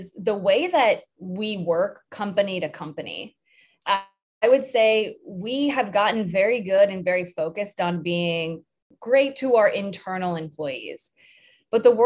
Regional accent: Richmond, Virginia, United States; I grew up in Richmond, Virginia, which in the 80s and 90s wasn't the easiest place to be a tomboy

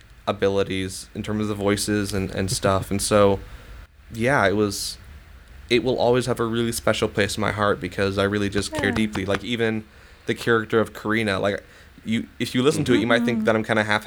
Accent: the North, United States; I grew up in the North, and we would come down to see my grandma in Missouri

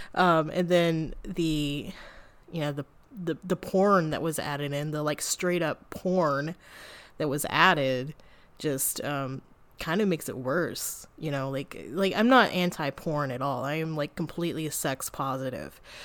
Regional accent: United States; I'm an American

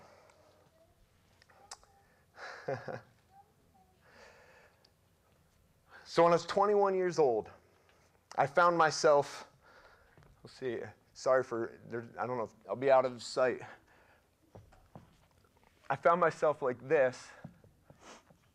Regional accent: Russell, United States; I'm 42 years old, and I grew up right here in Russell

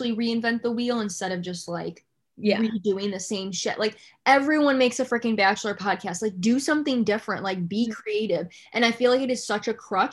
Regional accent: Batavia, New York, United States; I'm from Batavia.

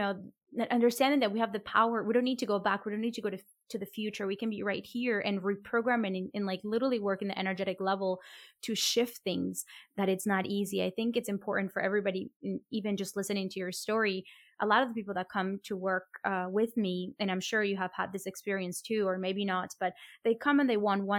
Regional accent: Colombia; I come from a Latin American country, I come from Colombia

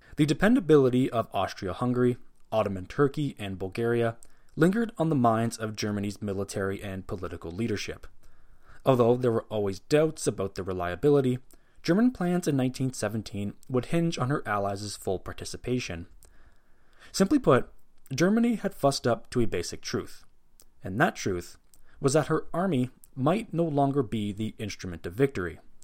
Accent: Canada; as a Canadian

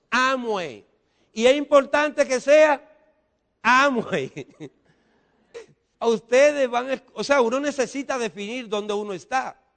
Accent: Dominican Republic; Porque en República Dominicana, los dominicanos no lo entendemos.

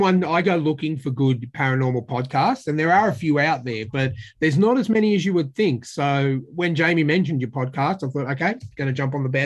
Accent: Australia; I'm a big Scot. I'm from Scotland myself. I was born in Australia, but my relatives are from Glasgow over in Scotland.

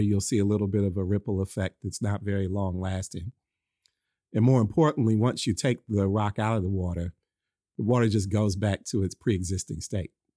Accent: Oakland, California, United States; I grew up in Oakland

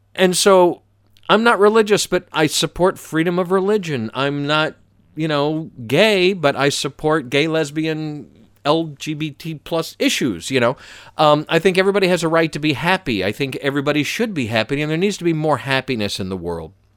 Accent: Atlanta, Georgia, United States; moved away as an adult; I grew up in Atlanta, but I've moved around a lot w-, with the radio career

